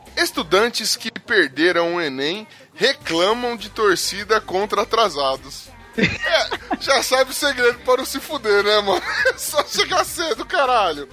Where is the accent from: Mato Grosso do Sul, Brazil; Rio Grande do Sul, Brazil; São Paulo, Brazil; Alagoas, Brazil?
São Paulo, Brazil; eu sou pobre, sou da ZL